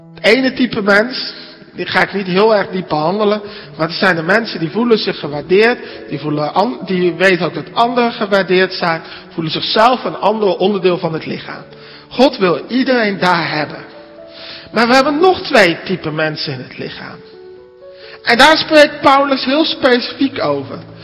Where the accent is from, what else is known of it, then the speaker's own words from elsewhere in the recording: Netherlands; now in Alblasserdam, Netherlands; als Nederlanders